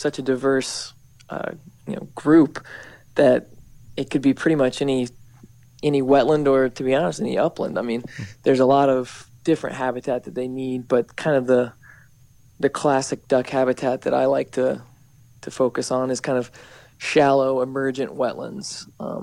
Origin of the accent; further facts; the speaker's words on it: North Carolina, United States; I'm originally from North Carolina, and I grew up in a duck hunting family